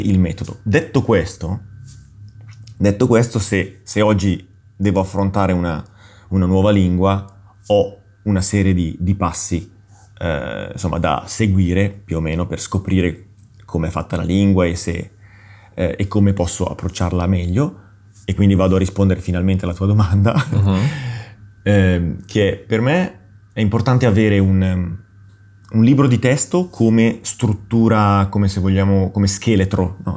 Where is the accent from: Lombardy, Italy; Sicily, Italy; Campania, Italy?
Lombardy, Italy; Milan; sono nato a Milano e in una famiglia, sono cresciuto in una famiglia completamente monolingue.